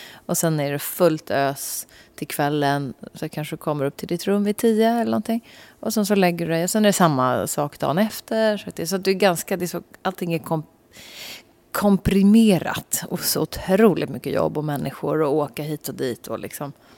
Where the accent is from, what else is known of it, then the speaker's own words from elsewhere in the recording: Sweden; vi svenskar